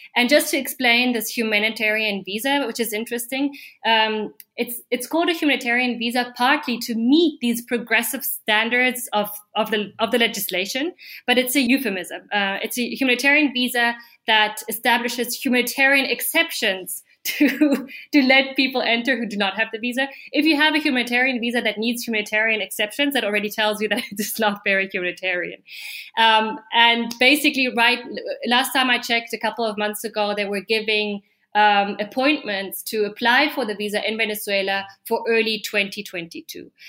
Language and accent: English; Germany; now in Peru; I am a foreigner, I am German.